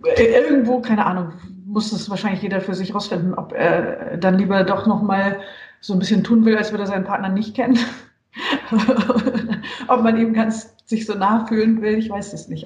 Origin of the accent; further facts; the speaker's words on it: Germany; also born or lived in Munich, Bavaria / Hesse / Saarland; ich bin aus Westdeutschland, aus München und in Hessen und im Saarland aufgewachsen